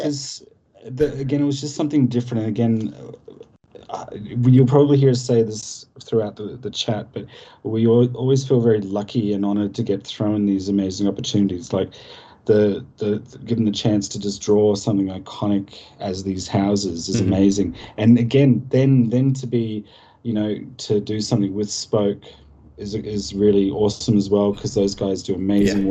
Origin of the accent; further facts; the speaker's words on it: Australia; as an Australian